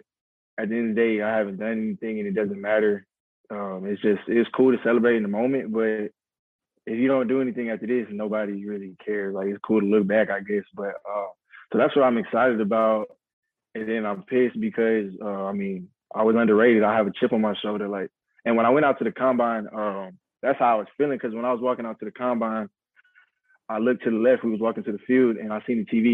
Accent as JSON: {"language": "English", "town": "Houston", "region": "Texas", "country": "United States", "said": "I'm from the Houston area. I'm in Houston right now."}